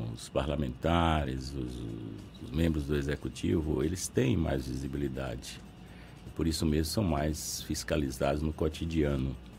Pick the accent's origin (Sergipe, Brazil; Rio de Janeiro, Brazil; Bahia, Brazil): Bahia, Brazil; interior of; sou interiorano, conheço a realidade interiorana